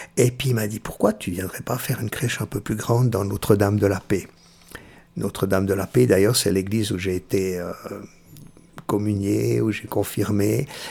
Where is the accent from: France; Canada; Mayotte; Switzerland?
Switzerland; also born or lived in Perugia, Italy; je suis né euh, à Pérouse, c'est-à-dire tout près d'Assise, la, la, région de Saint-François d'Assise. Et euh, je suis venu tout suite tout de suite en Suisse, j'avais six mois. Et puis euh, j'ai été élevé